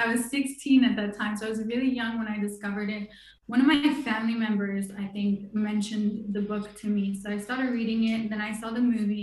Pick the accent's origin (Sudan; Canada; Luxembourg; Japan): Luxembourg; now in France; I live in France. I'm originally from Luxembourg.